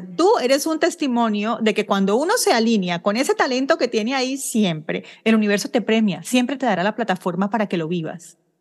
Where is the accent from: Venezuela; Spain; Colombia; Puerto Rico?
Colombia; Barranquilla, Atlántico; moved away; yo soy barranquillera